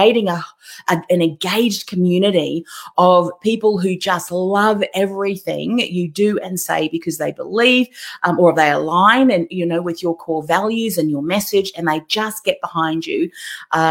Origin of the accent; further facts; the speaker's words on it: Melbourne, Victoria, Australia; I'm from Melbourne too